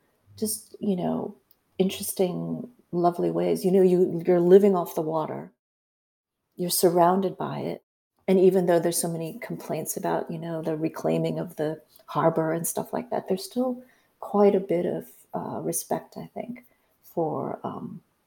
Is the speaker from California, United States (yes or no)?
yes; San Francisco, California, United States; moved away as an adult; also born or lived in Hong Kong / East Coast, United States; I was born in Hong Kong, but came to the U.S. to San Francisco when I was 6 years old, and lived in San Francisco as a young person